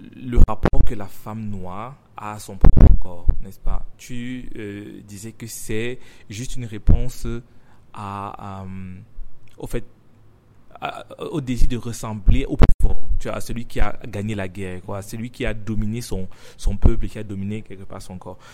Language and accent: French; Cameroon; first language French; je suis africain, j'ai grandi au Cameroun